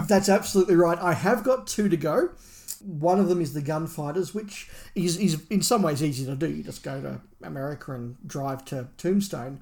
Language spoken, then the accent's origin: English; Australia; as an Australian